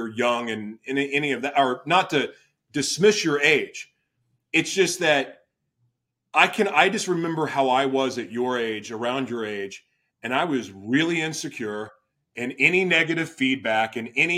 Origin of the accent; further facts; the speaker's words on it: Oklahoma City, Oklahoma, United States; moved away; I'm originally from Oklahoma City.